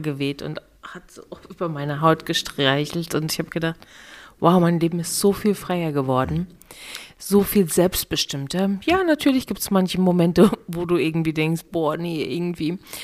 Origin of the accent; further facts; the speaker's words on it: East Germany, Germany; ich komme aus dem Osten